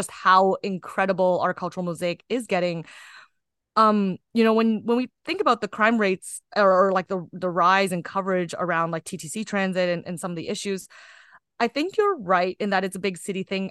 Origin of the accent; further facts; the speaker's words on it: Kitchener, Ontario, Canada; I'm Canadian born Chinese, so I just sort of was born into a society. And I, I grew up in Kitchener-Waterloo